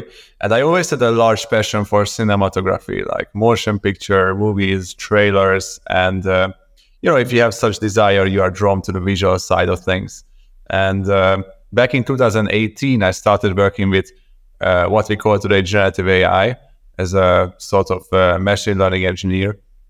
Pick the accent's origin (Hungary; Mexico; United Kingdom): Hungary; Budapest; moved away as an adult; also born or lived in Copenhagen, Denmark; So I'm originally from Budapest, Hungary.